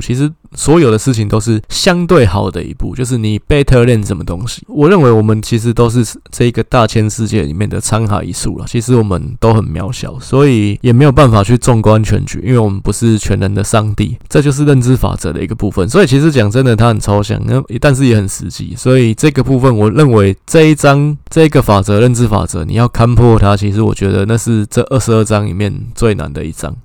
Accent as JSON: {"language": "Chinese", "country": "Taiwan", "said": "我们台湾人"}